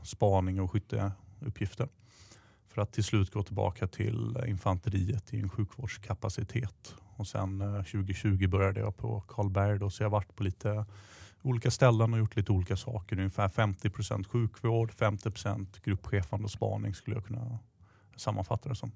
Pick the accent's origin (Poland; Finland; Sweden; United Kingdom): Sweden; southern Sweden; Jag växte upp i södra Sverige, i en stad